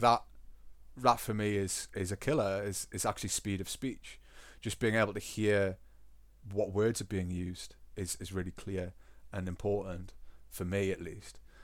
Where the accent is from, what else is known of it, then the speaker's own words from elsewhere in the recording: Newcastle upon Tyne, North East England, United Kingdom; accent: Geordie; also born or lived in Scotland; now in Germany; I love my dialect and I work very hard to retain my accent when I'm not teaching.